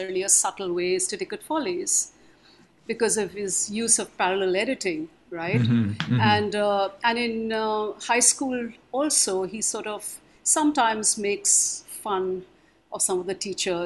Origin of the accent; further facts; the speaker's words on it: India; moved away as an adult; also born or lived in Philadelphia, United States; I was somebody straight from India